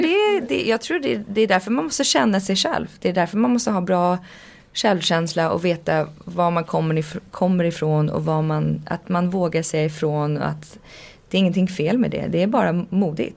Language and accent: Swedish; Canada; jag växte upp i Kanada.